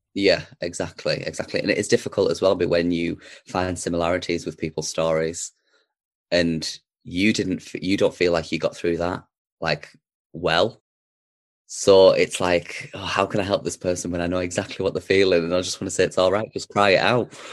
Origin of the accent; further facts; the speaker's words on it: Darlington, North East England, United Kingdom; I was born in Darlington, so Darlington's always somewhere that we used to come back. It was sort of like the base, the hub, if you will. So, I did spend a lot of my time growing up in Darlington